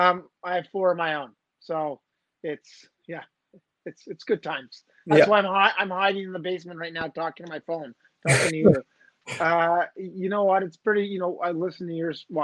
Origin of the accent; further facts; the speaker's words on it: Dollard-des-Ormeaux, Quebec, Canada; I grew up playing in Dollard du Zormo, which is a little suburb of Montreal. It's actually in the West Island.